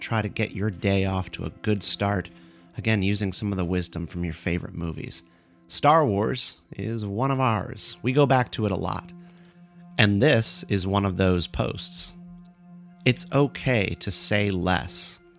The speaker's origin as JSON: {"language": "English", "town": "Durham", "region": "North Carolina", "country": "United States", "tie": "born or raised there", "moved": "yes", "said": "I was just in Durham, North Carolina for North Carolina Comic-Con. That's my hometown."}